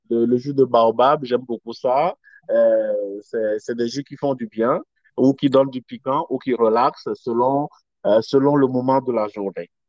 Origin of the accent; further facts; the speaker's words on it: Togo; OK, au Togo, je suis togolais d'origine.